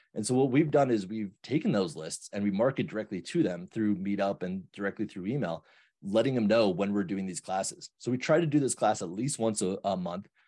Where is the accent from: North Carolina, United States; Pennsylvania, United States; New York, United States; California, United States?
New York, United States; moved away as an adult; now in Denver, United States; I grew up in New York